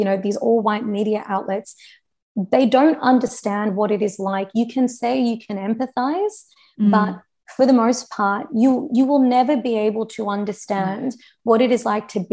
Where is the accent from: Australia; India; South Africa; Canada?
Australia